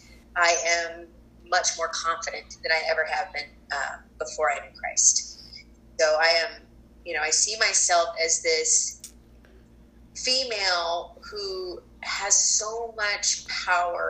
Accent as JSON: {"language": "English", "region": "Colorado", "country": "United States", "tie": "born or raised there", "moved": "yes", "said": "I was born and raised in Colorado"}